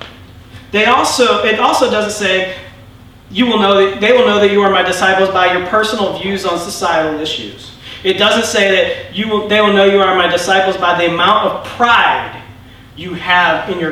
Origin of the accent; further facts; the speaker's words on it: United States; I'm American